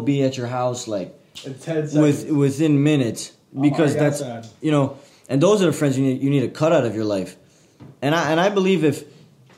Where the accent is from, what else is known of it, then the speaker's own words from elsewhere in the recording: Montreal, Quebec, Canada; I'm originally from Montreal, Canada